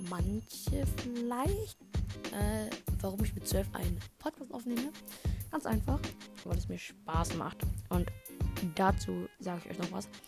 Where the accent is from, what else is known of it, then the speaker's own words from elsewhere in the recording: Munich, Bavaria, Germany; ich bin zwölf Jahre alt. Ich komme aus München. Ähm, und ja, aus München, Bayern.